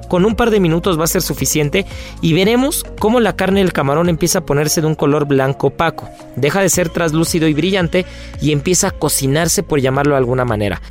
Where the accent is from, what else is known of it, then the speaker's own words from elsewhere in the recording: Mexico; como mexicanos